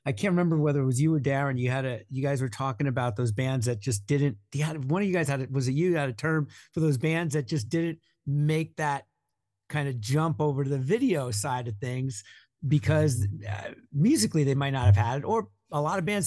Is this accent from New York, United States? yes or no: yes; Long Island, New York, United States; moved away as an adult; also born or lived in Connecticut / Minnesota; I grew up in Long Island